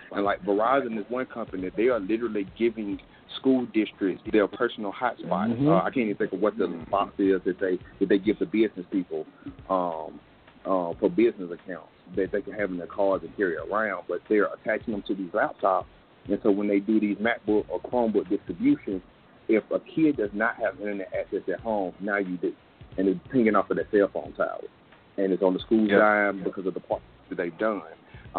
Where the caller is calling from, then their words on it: Mississippi, United States; I'm calling in from Mississippi. As an educator, I teach 6 through 12 now